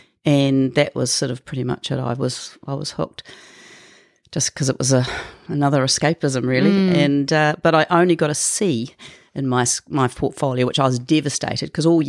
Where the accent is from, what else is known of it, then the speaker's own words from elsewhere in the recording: Auckland, New Zealand; I was born in Auckland to my mum and dad, and they got divorced a year after I was born, and then we were with my stepfather and mother, and we moved all over New Zealand